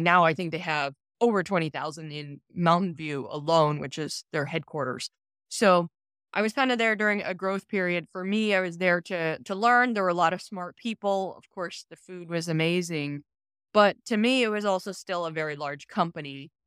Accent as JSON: {"language": "English", "area": "Silicon Valley", "region": "California", "country": "United States", "tie": "born or raised there", "said": "I'm from Silicon Valley, I grew up during the dot-com boom of the nineteen nineties"}